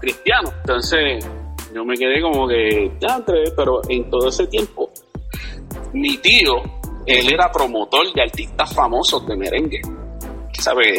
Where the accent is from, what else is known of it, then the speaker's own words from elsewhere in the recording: Levittown, Toa Baja, Puerto Rico; yo soy de Levitown